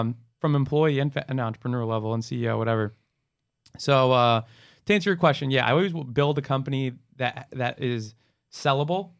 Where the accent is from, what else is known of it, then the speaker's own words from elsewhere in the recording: New Jersey, United States; moved away as an adult; now in Miami, United States; I was born and raised in New Jersey, went to college in New Jersey, after college stayed in New Jersey.